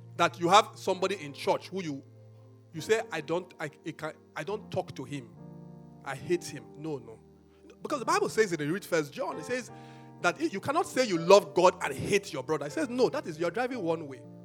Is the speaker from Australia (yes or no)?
no; Benin City, Edo, Nigeria; I grew up in Benin